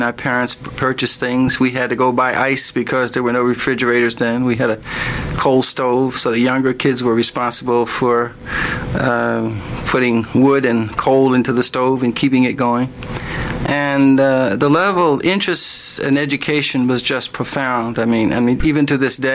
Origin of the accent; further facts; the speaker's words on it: Philadelphia, Pennsylvania, United States; I grew up in South Philadelphia